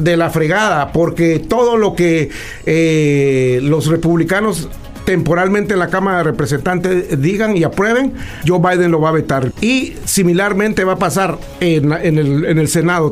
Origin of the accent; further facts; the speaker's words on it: Guatemala; now in United States; yo nací orgullosamente en Latinoamérica, en un país, como dice Donald Trump, pedacito así de algo, ah, en Guatemala